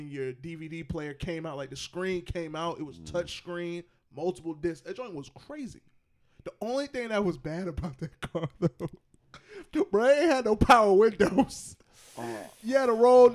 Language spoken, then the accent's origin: English; College Park, Georgia, United States; moved away; I'm from College Park